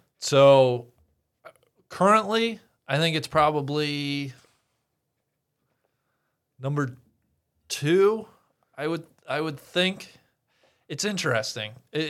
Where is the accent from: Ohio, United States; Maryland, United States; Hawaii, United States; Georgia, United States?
Ohio, United States; Mariemont; Maybe 10 minutes from where I grew up in Marymount.